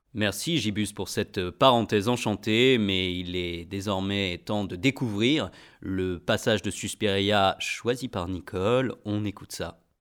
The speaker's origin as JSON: {"language": "French", "country": "Germany", "moved": "yes", "said": "je suis allemand"}